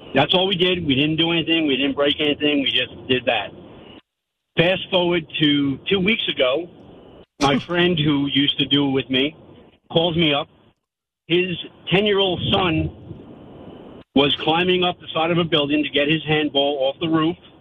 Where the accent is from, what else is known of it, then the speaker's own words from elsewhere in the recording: Valley Stream, New York, United States; where I grew up in Valley Stream